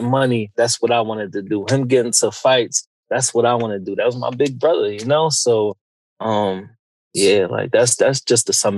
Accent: Philadelphia, Pennsylvania, United States; I grew up in Philadelphia, the Huntington Park section to be exact, like 5th and Cayuga

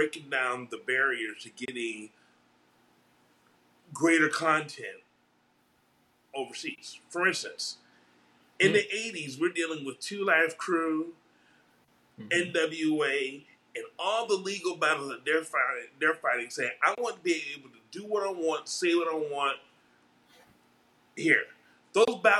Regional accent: South Florida, United States; we're all from South Florida.

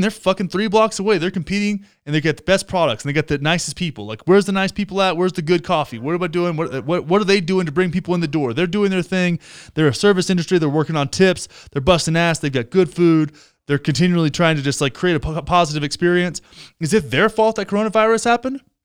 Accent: Texas, United States; Texas, my home state. My home state

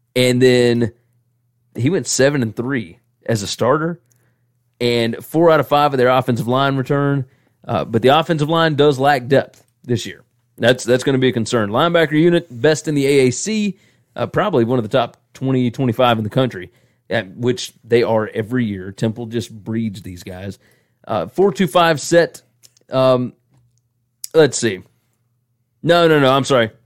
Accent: the South, United States; accent: southern; my southern accent

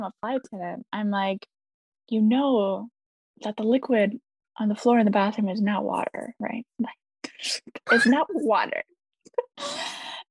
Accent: Papillion, Nebraska, United States; moved away as an adult; also born or lived in France; now in Houston, United States; I'm from the Omaha area, town called Papillion, suburb. Yeah, okay, so that's home sweet home

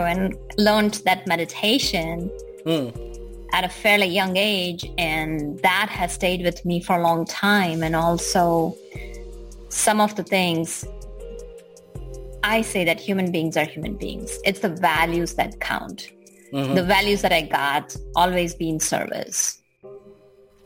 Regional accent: Gujarat, India; born or raised there; moved away

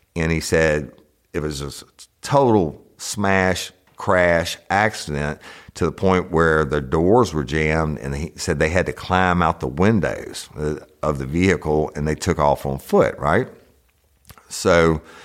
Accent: Clinton, Louisiana, United States; also born or lived in Baton Rouge, Louisiana; I'm originally from East Feliciana Parish in uh, the town of Clinton

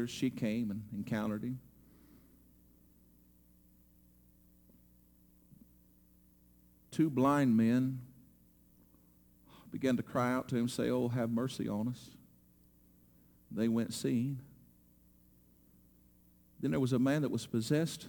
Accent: United States; American Christians and believers

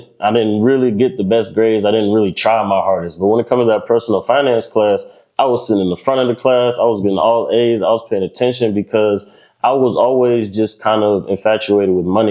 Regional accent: Lynchburg, Virginia, United States; moved away as an adult; now in Charlotte, United States; I'm from Lynchburg, Virginia, small dot right there in the middle of Virginia.

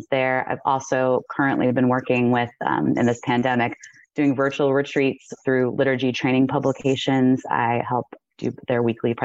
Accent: outside of Cleveland, Ohio, United States; I was born outside of Cleveland, Ohio

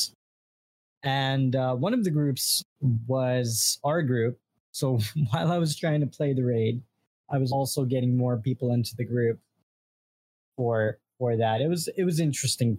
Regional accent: New York, United States; I'm from New York

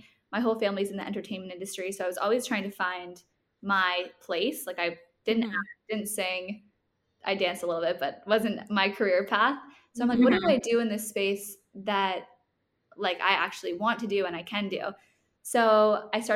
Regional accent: Toronto, Ontario, Canada; now in Los Angeles, United States; I'm from Toronto, but I live in Los Angeles now

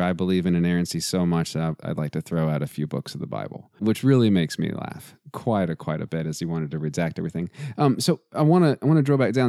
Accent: Texas, United States; I'm also from Texas, and so football is literally in my DNA

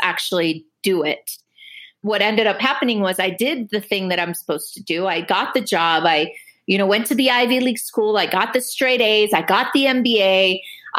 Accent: Dominican Republic; also born or lived in Cuba; now in United States; I grew up in the Dominican Republic

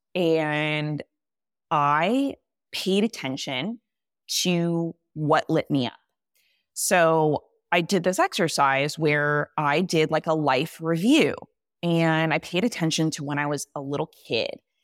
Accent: California, United States; moved away as an adult; I grew up in California

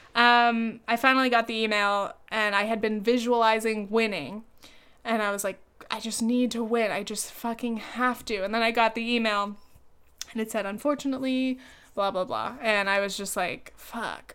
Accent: California, United States; moved away as an adult; now in New York, United States; I could go back to California, but I, if, I, I don't have any roots there. even though it's, like, my home state, more than anywhere else

